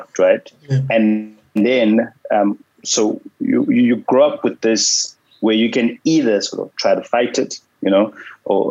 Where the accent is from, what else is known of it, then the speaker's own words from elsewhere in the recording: George, Western Cape, South Africa; first language Xhosa; English is a second language; I'm a black guy who grew up in dominantly colored area in George